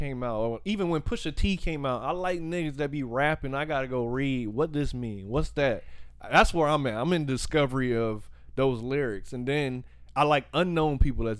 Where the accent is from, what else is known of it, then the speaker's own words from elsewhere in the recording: the South, United States; I'm from the South.